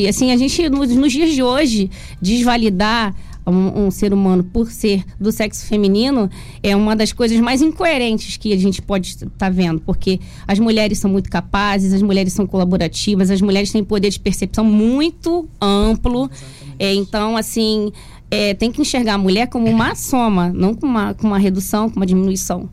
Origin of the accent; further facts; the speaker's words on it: Brazil; de bairro humilde, que eu sou do Encruzenciada